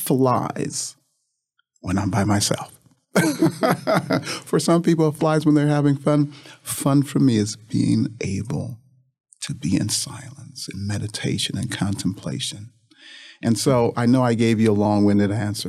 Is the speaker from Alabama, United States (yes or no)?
no; Toledo, Ohio, United States; moved away as an adult; also born or lived in Indianapolis, Indiana / Mississippi; I grew up in Toledo, Ohio, and graduated from St. Francis de Sales High School